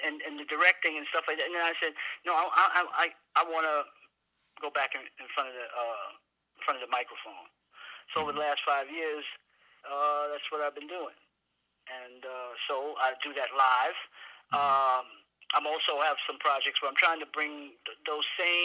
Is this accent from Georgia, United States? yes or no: no; New York City, New York, United States; I'm from the Bronx, New York